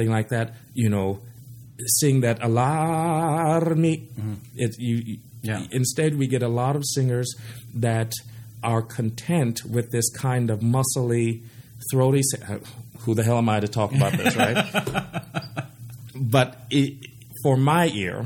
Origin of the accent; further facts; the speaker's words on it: San Diego, California, United States; I grew up in San Diego